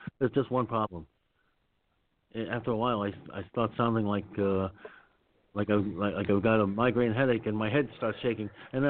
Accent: New York, United States; accent: New York; I said I'm from New York, and I have a New York accent.

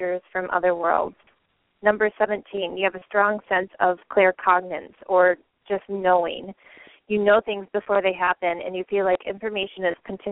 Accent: Michigan, United States; moved away as an adult; also born or lived in Lansing, Michigan; now in Hawaii, United States; I grew up in Michigan, and my husband and I were living in Lansing

